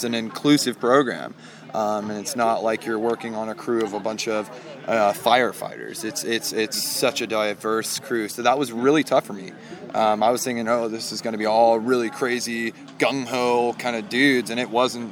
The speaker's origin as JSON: {"language": "English", "area": "Weaverville?", "region": "California", "country": "United States", "also_born_or_lived": "Southern Oregon", "moved": "yes", "said": "Wairika, California. Okay. Originally."}